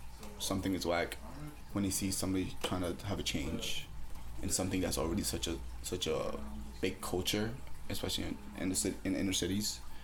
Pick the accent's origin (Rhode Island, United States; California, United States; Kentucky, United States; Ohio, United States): Rhode Island, United States; Providence; Me being born and raised in Providence, I used to grow up in Atwells